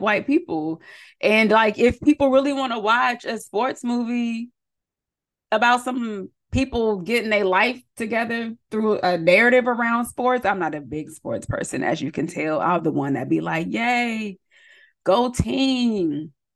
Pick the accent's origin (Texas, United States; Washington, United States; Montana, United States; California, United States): California, United States; San Diego County; I'm from San Diego County